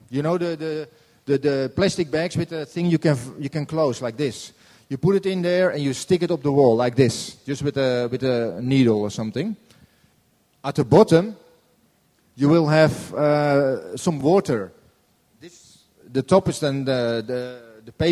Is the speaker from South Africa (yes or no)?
no; Norway; I'm from Norway.